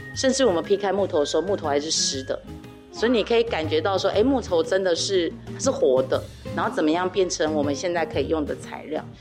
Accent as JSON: {"language": "Chinese", "town": "Daxi", "region": "Taoyuan", "country": "Taiwan", "tie": "born or raised there", "said": "我们都是土生土长的大溪人，所以我们从小就看到满街都是家具"}